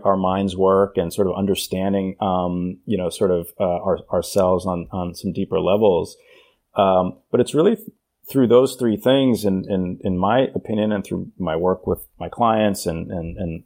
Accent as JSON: {"language": "English", "town": "New York City", "region": "New York", "country": "United States", "tie": "born or raised there", "said": "I grew up in New York City in the 80s and 90s"}